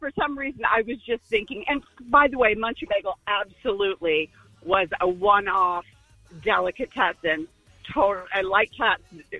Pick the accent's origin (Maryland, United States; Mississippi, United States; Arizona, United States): Arizona, United States; Phoenix; I grew up in Phoenix.